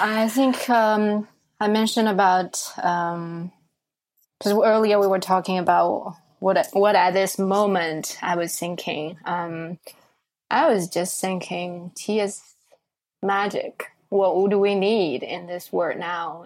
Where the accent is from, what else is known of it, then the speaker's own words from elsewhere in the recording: Shanghai, China; moved away as an adult; now in New York, United States; growing up in Shanghai, I think it's it's a very international city